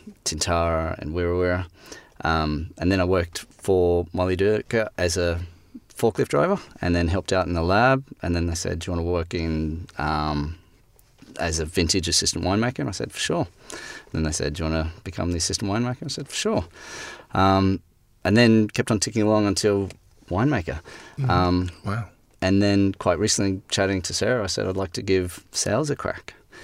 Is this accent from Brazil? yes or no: no; Brisbane, Queensland, Australia; moved away as an adult; also born or lived in London; now in South Australia, Australia; I come from Brisbane originally and worked in bars and restaurants and then met my lovely wife in London. Then we moved back to Brisbane and then came down to SA.